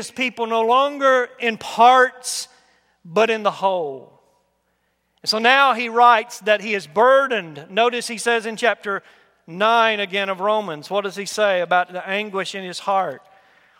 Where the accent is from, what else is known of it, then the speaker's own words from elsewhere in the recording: United States; I'm an American born here by God's will